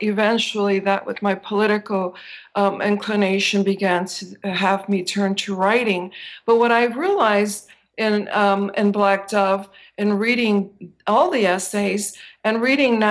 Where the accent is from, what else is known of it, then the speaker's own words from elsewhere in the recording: Chicago, Illinois, United States; I grew up as a girl in Chicago in the very late 50s in kindergarten and then the 60s